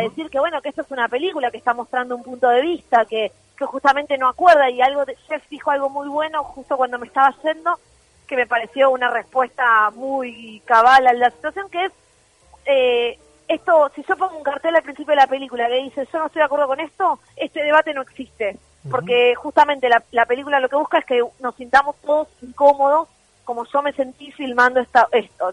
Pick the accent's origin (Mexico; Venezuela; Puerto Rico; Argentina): Argentina; La Plata, Buenos Aires Province; yo soy de La Plata